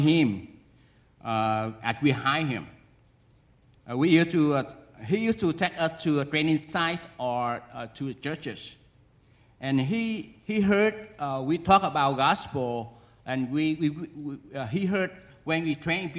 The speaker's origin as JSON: {"language": "English", "country": "Vietnam", "also_born_or_lived": "United States", "moved": "yes", "said": "I went back to my home country, it's Vietnam"}